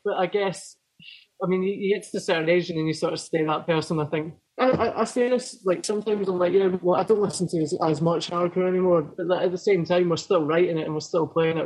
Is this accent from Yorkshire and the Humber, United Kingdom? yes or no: no; Falkirk, Scotland, United Kingdom; also born or lived in Poole, Dorset, England; I grew up in a really small town called Falkirk, sort of halfway between Glasgow and Edinburgh